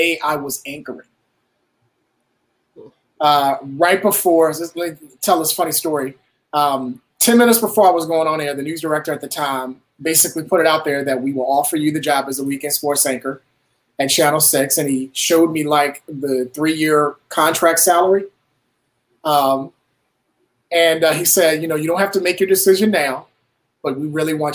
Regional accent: Petersburg, Virginia, United States; I grew up in Petersburg, about 30-35 minutes from Richmond

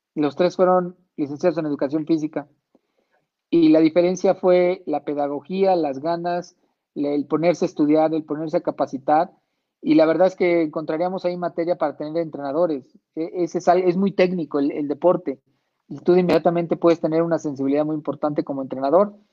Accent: Mexico

